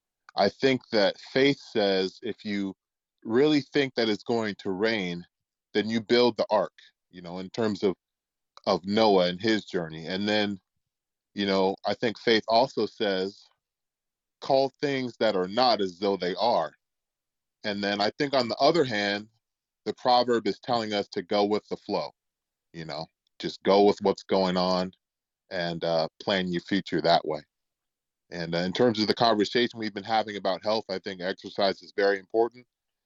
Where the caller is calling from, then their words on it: Kenmore, Washington, United States; I'm coming here from Kenmore, Washington, just northeast of Seattle.